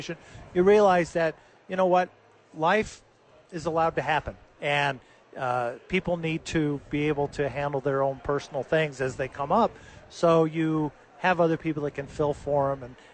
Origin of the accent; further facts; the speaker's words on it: Los Angeles, California, United States; now in Albuquerque, United States; when I was a kid growing up in Los Angeles